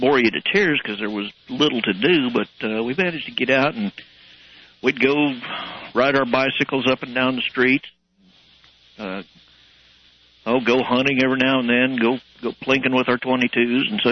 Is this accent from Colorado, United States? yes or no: yes; La Porte, Colorado, United States; I grew up in La Porte, Colorado